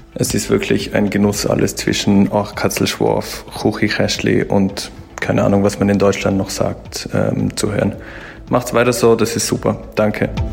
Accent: Innsbruck, Tyrol, Austria; also born or lived in Lake Zurich, Switzerland; now in Switzerland; Ich bin in Innsbruck aufgewachsen und ein richtiger Tiroler Bub

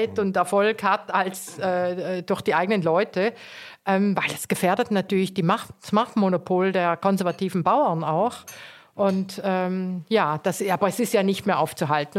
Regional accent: Eastern Switzerland, Switzerland; also born or lived in South Tyrol; now in Cologne, Germany; ich bin ja in der Ostschweiz aufgewachsen und wusste immer schon, dass wir keine Schweizer sind.

